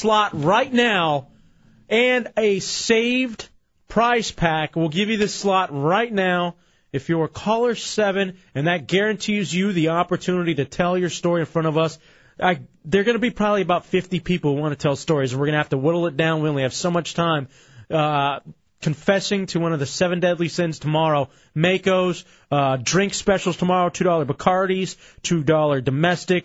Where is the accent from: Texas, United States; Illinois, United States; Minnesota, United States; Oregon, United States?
Texas, United States; Dallas; now in Orlando, United States; Growing up in Dallas, growing up watching the crappy teams with my grandfather and my dad